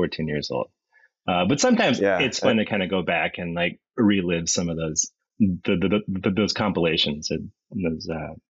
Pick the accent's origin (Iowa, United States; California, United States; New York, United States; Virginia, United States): California, United States; Petaluma; also born or lived in San Francisco; I was born in San Francisco, but when I was young, my parents moved up to Petaluma, and that's where I grew up. So I have Bay Area roots, but most of my time has been spent up here in the North Bay.